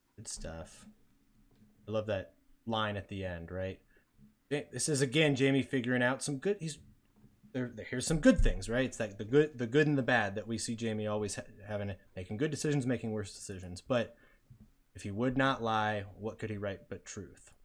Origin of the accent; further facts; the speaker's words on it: United States; we're American.